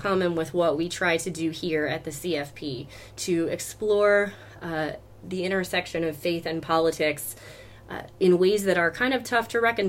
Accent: the South, United States; I grew up in the South surrounded by her music and her movies

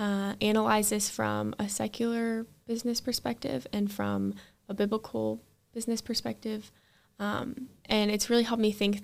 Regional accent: Dubuque, Iowa, United States; I am from the Dubuque area

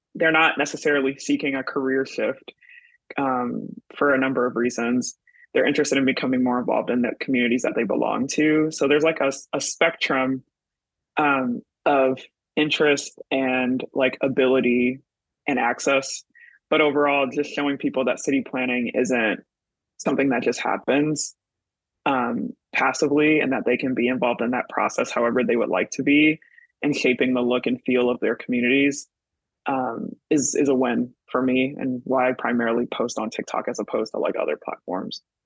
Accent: Michigan, United States; moved away as an adult; now in New York City, United States; I'm originally from Michigan, currently living in New York City.

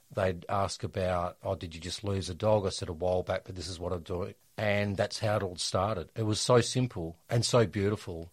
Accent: Perth, Western Australia, Australia; Perth, my hometown

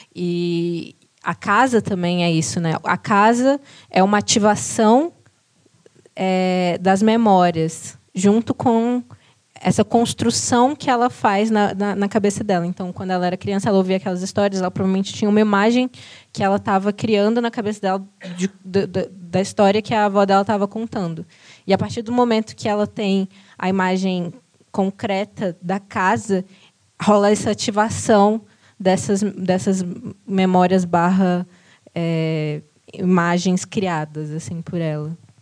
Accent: Brazil; a gente, como brasileiros

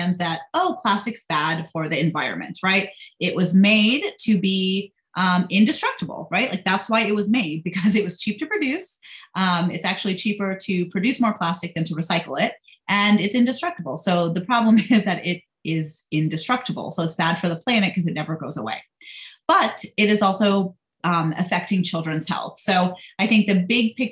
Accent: India; now in United States; I'm Indian. So I was born in India, came here

